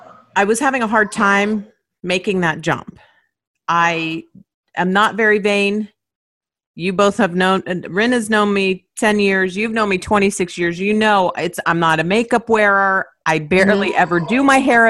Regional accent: Miami, Florida, United States; We grew up in Miami

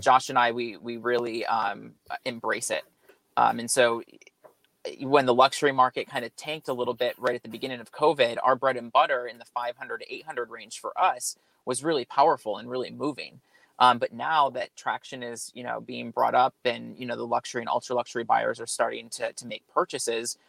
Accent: New York, United States; moved away as an adult; also born or lived in Sacramento, California; now in California, United States; I was born and raised in New York, so I'm a transplant here to California

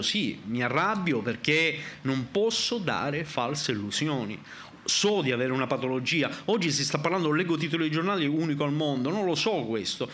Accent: Sicily, Italy; sono siciliano

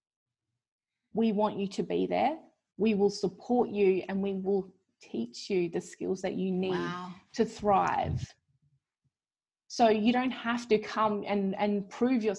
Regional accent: Wongatha country, Western Australia, Australia; now in Perth, Australia; I was born on Wongatha country

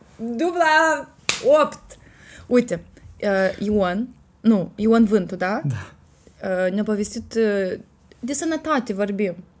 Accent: Gura Galbenei, Cimișlia District, Moldova; satul meu natal, Gura Galbenii

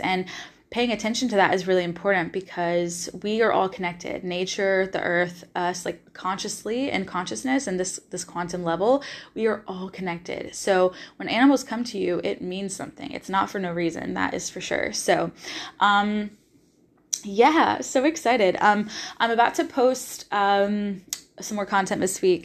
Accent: Nashville, Tennessee, United States; moved away as an adult; also born or lived in Los Angeles, California; now in Australia; I am originally from Nashville, Tennessee

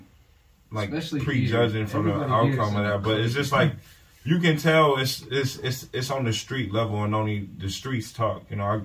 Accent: Minneapolis, Minnesota, United States; also born or lived in Ohio; I grew up over South Minneapolis. I'm from Ohio originally, but I came up here in 2000, so technically here

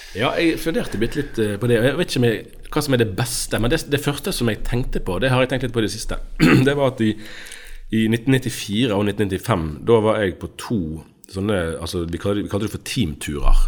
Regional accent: Bergen, Vestland, Norway; Jeg er fra Bergen. Eh, jeg tror jeg kan si at jeg er tredjegenerasjons bergenser på begge sider.

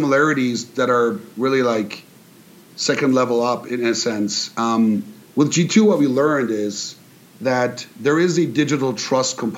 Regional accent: near Karlsruhe, Baden-Württemberg, Germany; moved away; So I grew up in Germany in a town by Karlsruhe, which no one's heard of unless you're from Germany

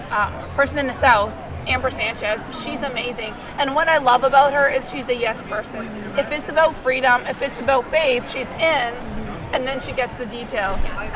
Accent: Canada; now in Palm Beach County, United States; I'm from Canada

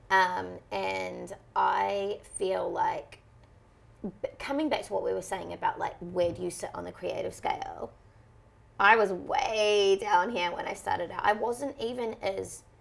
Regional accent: New Zealand; New Zealand, you just want to be white because they have it the easiest.

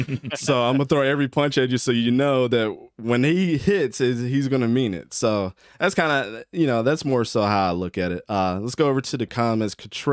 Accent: Baltimore, Maryland, United States; Grew up in Baltimore

